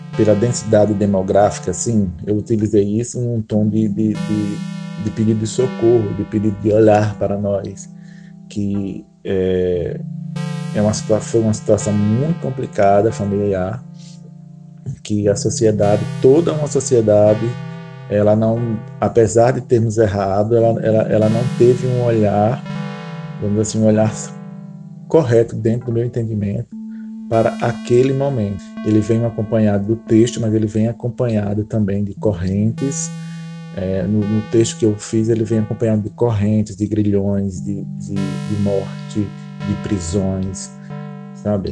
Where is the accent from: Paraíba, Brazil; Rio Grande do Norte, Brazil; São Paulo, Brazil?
Rio Grande do Norte, Brazil; Martins; Eu sou da cidade de Martins, no Rio Grande do Norte